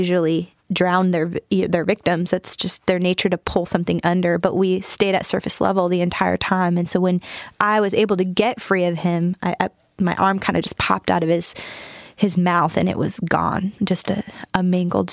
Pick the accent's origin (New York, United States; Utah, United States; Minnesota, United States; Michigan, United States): Michigan, United States; moved away as an adult; also born or lived in Huntington, West Virginia; now in North Carolina, United States; I'm from Michigan originally, born and raised.